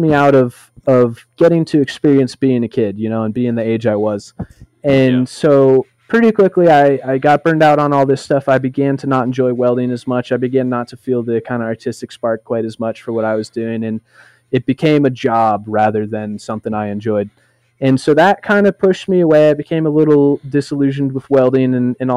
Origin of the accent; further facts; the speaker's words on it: Boulder, Colorado, United States; I am from Boulder, Colorado, in the United States